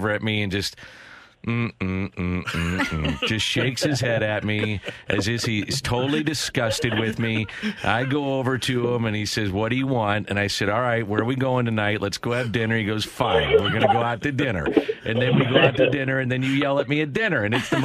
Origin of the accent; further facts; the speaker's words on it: St. Louis, Missouri, United States; I'm from South St. Louis.